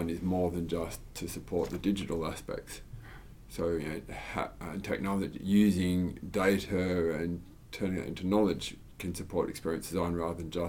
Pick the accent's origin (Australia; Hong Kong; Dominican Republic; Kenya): Australia; also born or lived in United States / United Kingdom / Germany; now in Sweden